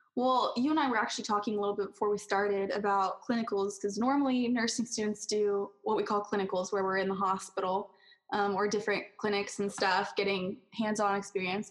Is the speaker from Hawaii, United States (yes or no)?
no; California, United States; moved away as an adult; also born or lived in College Place, Washington; I am from California and I wasn't used to being away from home